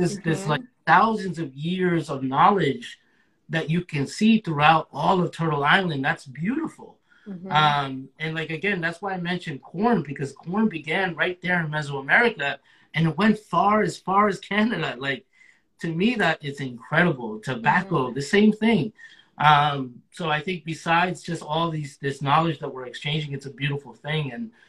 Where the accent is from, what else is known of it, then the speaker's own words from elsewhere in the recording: Guatemala City, Guatemala Department, Guatemala; Yeah, I was born in the capital. You know, I was born in Getaleo.